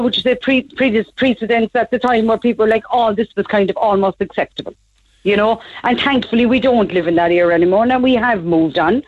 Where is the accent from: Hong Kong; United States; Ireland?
Ireland; Cork, Munster; I was born in Besbar